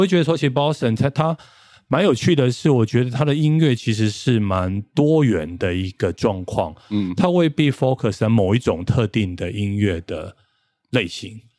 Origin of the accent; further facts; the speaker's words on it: Taichung, Taiwan; moved away as an adult; also born or lived in Taipei; 我们两个都是台中人